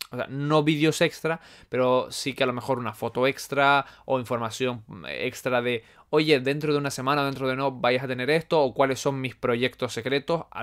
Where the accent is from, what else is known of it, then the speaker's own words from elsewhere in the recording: Canary Islands, Spain; accent: Canarian; Es que mi acento no es canario, canario marcado. Eh, es que es de todo, es de todo. Hay gente que me dice que si soy de la península, hay gente que me dice que si soy venezolano.